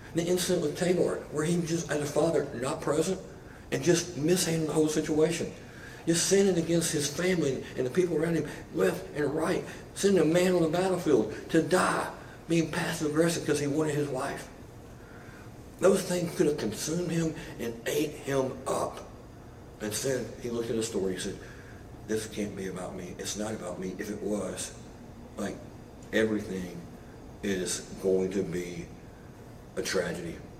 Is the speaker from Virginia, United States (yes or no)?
no; Buzzard Roost, Arkansas, United States; also born or lived in Carlisle, Arkansas; I grew up in a small town. Um, people always laugh when I tell them I'm from Buzzard Roost, Arkansas